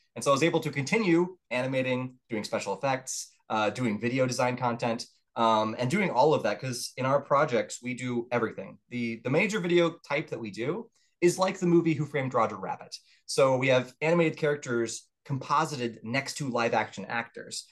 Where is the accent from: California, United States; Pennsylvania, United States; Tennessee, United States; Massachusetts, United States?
Tennessee, United States; Murfreesboro; also born or lived in Orange County, Florida; I would count myself as definitely living for the most of my upbringing in Tennessee